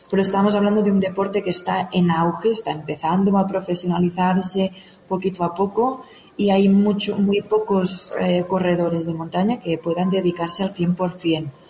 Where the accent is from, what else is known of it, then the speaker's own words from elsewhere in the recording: Òdena, Catalonia, Spain; moved away as an adult; now in Pyrenees, Spain; soy originaria de Odena, de cerca de Igualada, y es allí donde empecé un poquito todo